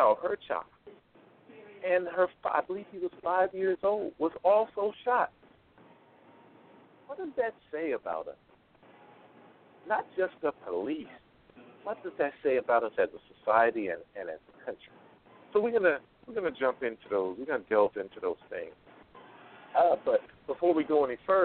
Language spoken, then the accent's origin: English; East Coast, United States; now in Las Vegas, United States; I'm originally from the East Coast, but now I am out West, and I call it home